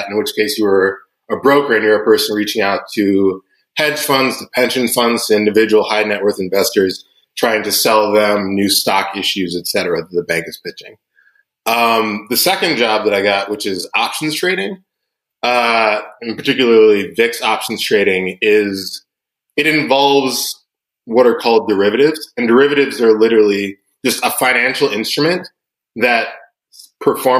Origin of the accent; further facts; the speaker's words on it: Atlanta, Georgia, United States; I was born and raised in Atlanta, Georgia